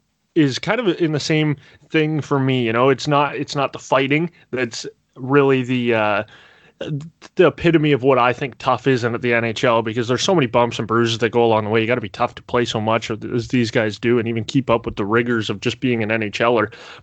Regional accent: near Toronto, Ontario, Canada; I grew up near Toronto, right?

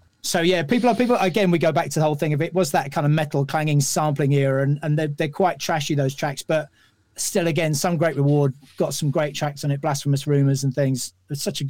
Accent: London, United Kingdom; being a Londoner

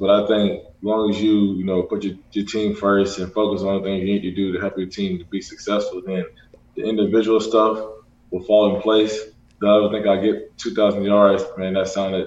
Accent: Florida, United States; I'm from Florida

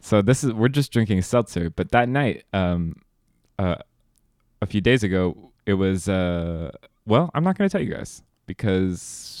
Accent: New York, United States; I'm a New Yorker. Oh, I'm sorry. I'm a New Yorker.

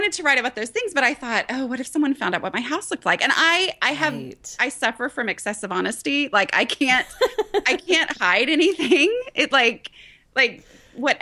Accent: Dallas, Texas, United States; also born or lived in Thailand; I grew up in the Dallas area

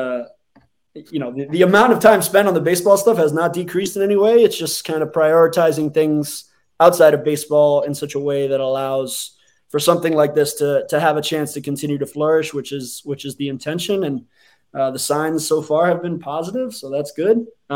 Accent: Hialeah, Florida, United States; I was born in Hialeah Hospital

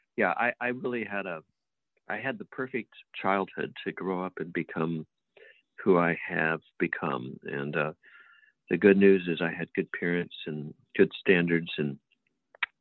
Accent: Southern California, United States; also born or lived in Texas / South Gate, California / Grand Terrace, California; pretty much grew up in Southern California until I graduated high school.

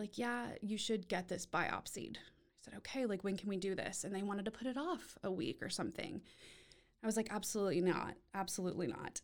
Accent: Austin, Texas, United States; now in Waco, United States; was born and raised in Austin

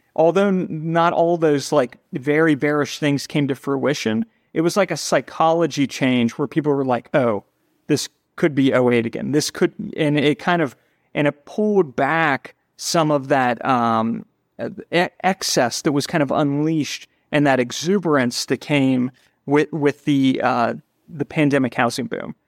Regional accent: Cincinnati, Ohio, United States; moved away as an adult; also born or lived in New York City; now in Cincinnati, United States; We're both from Cincinnati

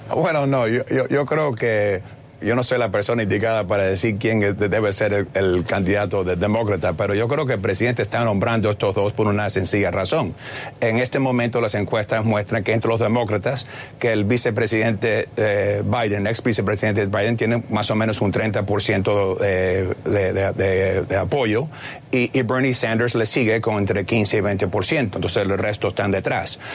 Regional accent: Cuba; now in United States; soy cubano

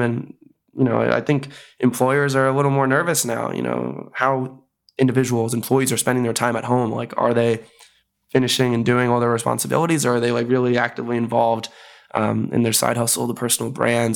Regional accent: Bay Area, California, United States; moved away as an adult; also born or lived in Chicago; I'm originally from the Bay Area, went to school in Chicago

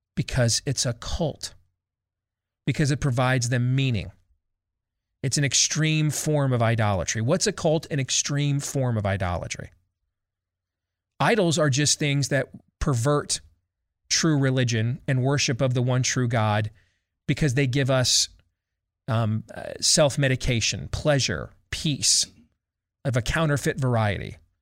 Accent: Midwest, United States; accent: Midwestern; my Midwestern accent

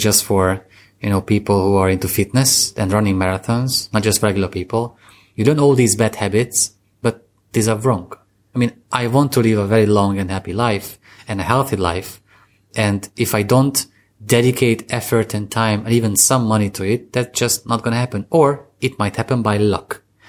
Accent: Eastern Hungary, Hungary; I come from Hungary, uh, I'm come fr, I come from the eastern part of, the Bronx of Hungary, that's how I call it

